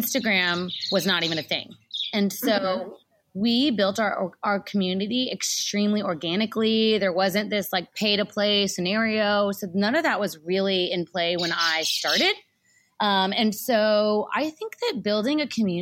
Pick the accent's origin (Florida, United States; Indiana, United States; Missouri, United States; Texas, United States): Texas, United States; Y'all, I say y'all, I'm from Texas.